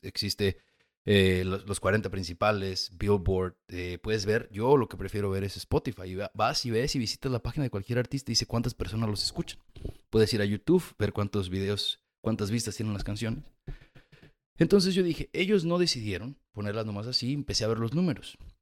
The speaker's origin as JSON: {"language": "Spanish", "country": "Mexico", "also_born_or_lived": "United States / Chile", "moved": "yes", "said": "yo, venía de los Estados Unidos, aunque soy mexicano"}